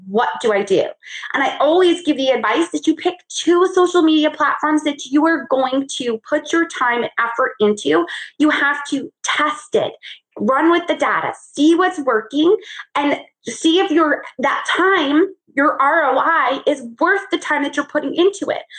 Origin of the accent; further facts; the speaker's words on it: New York, United States; now in Charlotte, United States; I grew up in New York